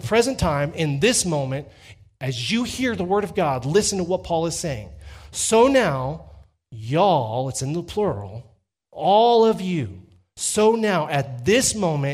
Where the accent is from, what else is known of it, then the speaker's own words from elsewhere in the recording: Texas, United States; accent: Texas twang; I'm from Texas, because I can translate using my Texas twang